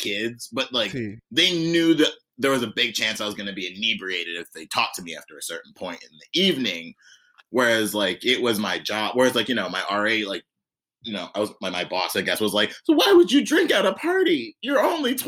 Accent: Greece, New York, United States; also born or lived in Bedford-Stuyvesant, Brooklyn; now in New York City, United States; like upstate, like Greece, New York, like my hometown

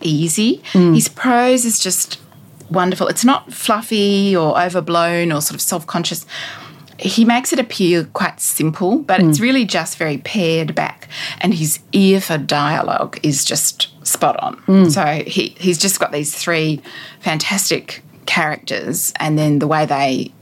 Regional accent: Australia; for me as an Australian woman

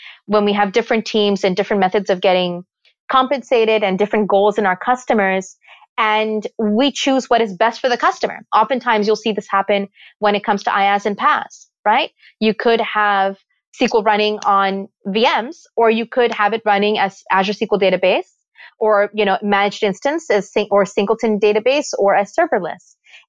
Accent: Karachi, Sindh, Pakistan; also born or lived in Toronto, Canada; now in New York, United States; but I was born in Pakistan in a little clinic in Karachi. And, you know, I moved around quite a bit through the course of my life.

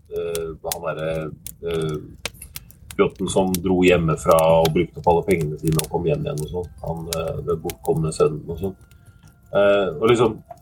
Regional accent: Oslo, Norway; Jeg vokste opp på Oslo øst

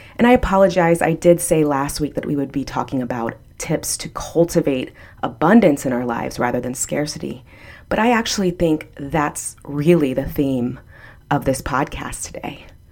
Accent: Texas, United States; now in Florida, United States; I'm from Texas, and I, um, am a Ann Richards Democrat from Texas

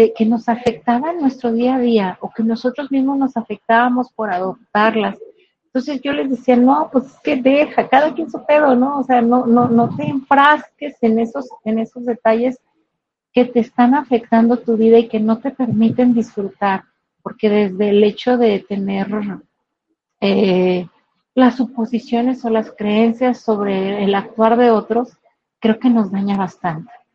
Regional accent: Guadalajara, Jalisco, Mexico; soy soy una mujer jalisciense, de verdad, amo ser tapatía, aquí de la ciudad de Guadalajara

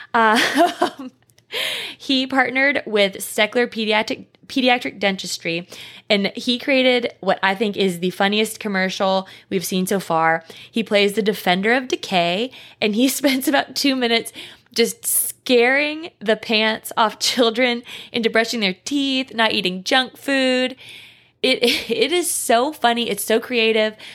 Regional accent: East Tennessee, United States; I'm from East Tennessee and I would call it fixins

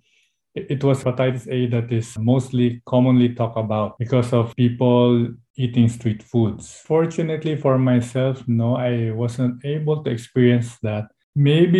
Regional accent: Philippines; from the Philippines.

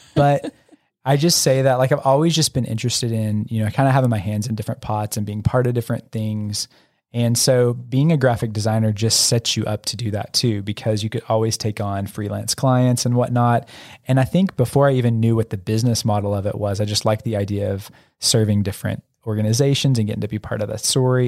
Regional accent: Oklahoma, United States; also born or lived in Louisiana; I grew up in small town Oklahoma. I was born in Louisiana, but I don't really remember that s, few years there

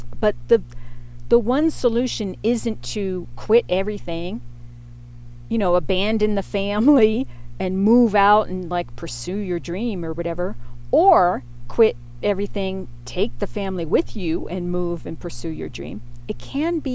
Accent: Pittsburgh, Pennsylvania, United States; moved away as an adult; also born or lived in North Carolina; I grew up in Pittsburgh, and that's where I had my formative years. My family moved there to Fox Chapel, which was a wealthy suburb of Pittsburgh, when I was in fifth grade

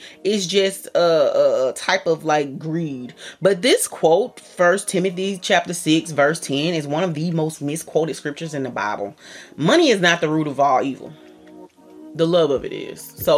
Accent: the South, United States; I'm from the South

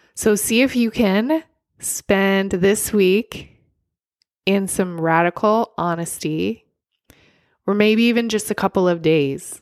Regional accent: California, United States; as a Californian

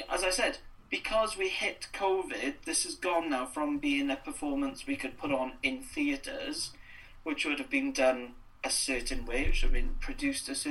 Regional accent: Wales, United Kingdom; moved away; that experience of being Welsh and being Welsh outside Wales

